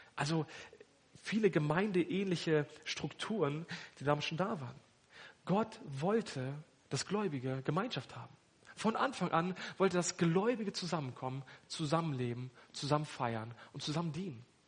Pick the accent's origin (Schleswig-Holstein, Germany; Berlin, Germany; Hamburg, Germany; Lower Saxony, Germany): Lower Saxony, Germany; Hanover; now in Lichtenau, Germany; Ich komme ursprünglich aus Hannover